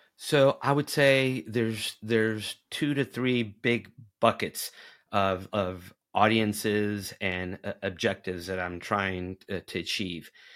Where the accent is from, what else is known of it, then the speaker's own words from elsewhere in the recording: Tennessee, United States; the state of Tennessee, my home state